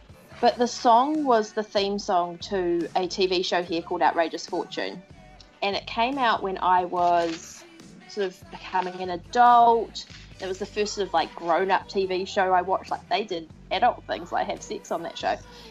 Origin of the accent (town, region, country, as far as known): New Zealand